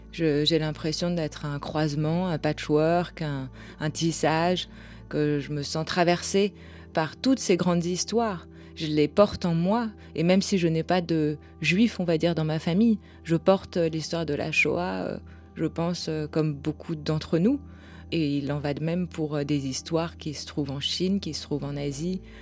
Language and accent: French; France; J'ai grandi en France